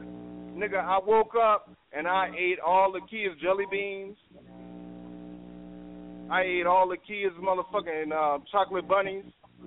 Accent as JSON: {"language": "English", "town": "Chicago", "region": "Illinois", "country": "United States", "said": "I'm from Chicago."}